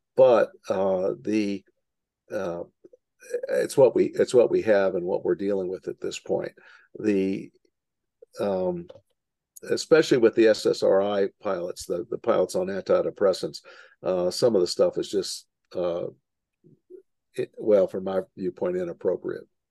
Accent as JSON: {"language": "English", "town": "Louisville", "region": "Kentucky", "country": "United States", "tie": "born or raised there", "said": "I grew up in Louisville, Kentucky, right next to Bowman Field"}